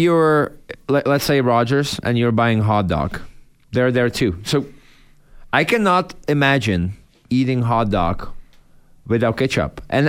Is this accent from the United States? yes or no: no; Czechia; now in Canada